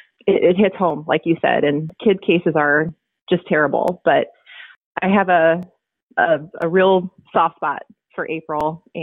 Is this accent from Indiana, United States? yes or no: yes; Fort Wayne, Indiana, United States; I'm actually from Fort Wayne as well.